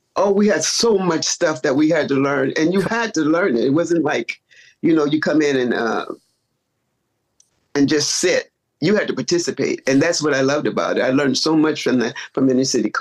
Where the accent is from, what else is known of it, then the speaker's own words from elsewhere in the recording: Chicago, Illinois, United States; now in California, United States; born and raised in Chicago